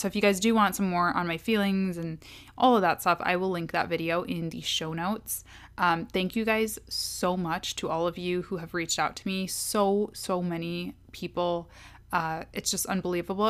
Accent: Kalamazoo, Michigan, United States; moved away as an adult; also born or lived in Washington, D.C. / Ann Arbor, Michigan / Detroit, Michigan; am from Kalamazoo. Um, that's a town in Michigan

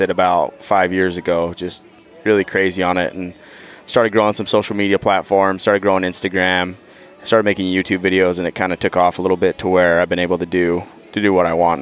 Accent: Utah, United States; I grew up in Utah

